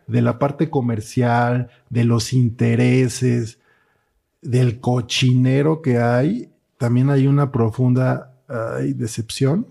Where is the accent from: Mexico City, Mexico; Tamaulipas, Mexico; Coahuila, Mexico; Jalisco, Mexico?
Mexico City, Mexico; yo soy de aquí de la Ciudad de México